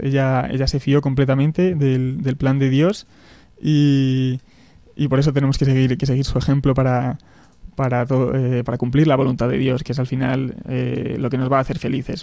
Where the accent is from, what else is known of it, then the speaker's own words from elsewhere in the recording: Béjar, Castile and León, Spain; moved away as an adult; also born or lived in Salamanca / Madrid; viví, de pequeño en, en Béjar, en mi pueblo, al sur de Salamanca